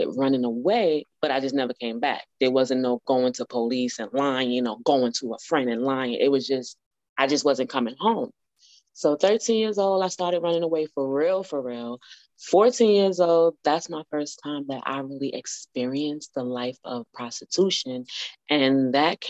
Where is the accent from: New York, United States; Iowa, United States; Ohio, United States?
New York, United States; I was born in New York